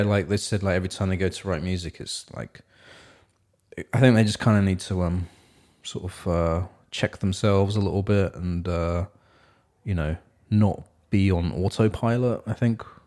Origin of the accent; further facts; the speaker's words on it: England, United Kingdom; now in Seattle, United States; I'm from England as well